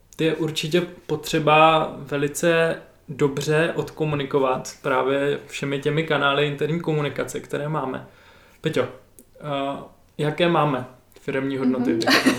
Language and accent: Czech; Zlín, Zlín Region, Czechia; já jako Zlíňák